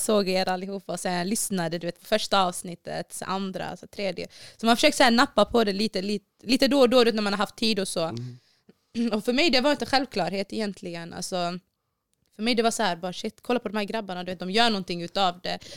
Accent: Borås, Västra Götaland, Sweden; Jag är uppvuxen på Hässleholmen i Borås

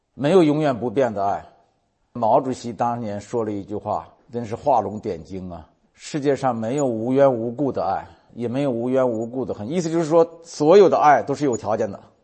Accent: China; 我们中国人有一个成语叫爱恨交加，爱憎分明

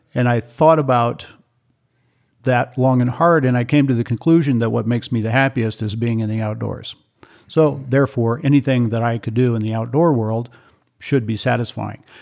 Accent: Ethiopia; moved away; also born or lived in Kenya; I grew up in East Africa. I lived in Ethiopia for eight years and two years in Kenya

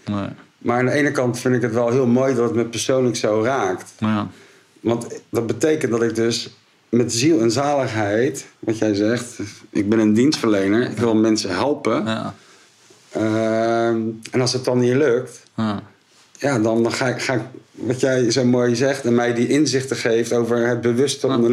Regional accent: Rotterdam, South Holland, Netherlands; En Rotterdammers zijn we natuurlijk.

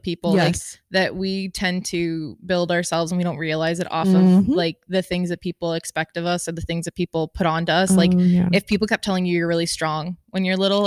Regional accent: Florida, United States; we're from Florida

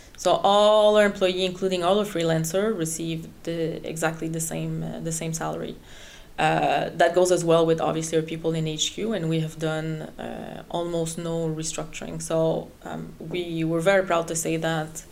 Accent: Canada; first language French; English is a second language; moved away as an adult; now in Netherlands; I'm actually Canadian, French Canadian, so French is my mother tongue

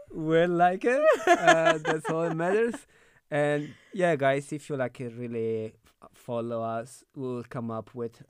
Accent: Italy; now in Berlin, Germany; I'm from Italy.

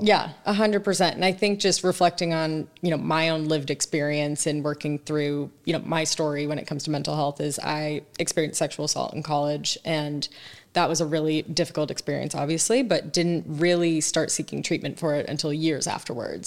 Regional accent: San Diego, California, United States; moved away as an adult; also born or lived in East Coast; I grew up in San Diego, Southern California, so I will always be a California girl at heart, but went to school on the East Coast and, uh, kind of spent most of my adult life out there ever since

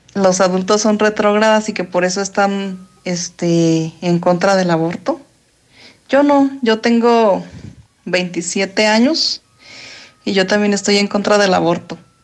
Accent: Guadalajara, Jalisco, Mexico; yo soy de aquí de Guadalajara

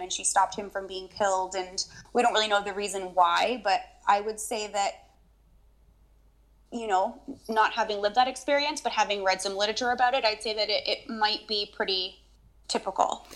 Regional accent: Long Island, New York, United States; now in Canada; I grew up on Long Island in New York.

